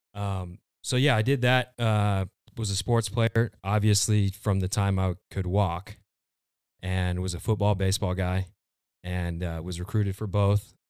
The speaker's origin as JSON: {"language": "English", "town": "Gilbert", "region": "Arizona", "country": "United States", "said": "I'm originally from Gilbert, Arizona."}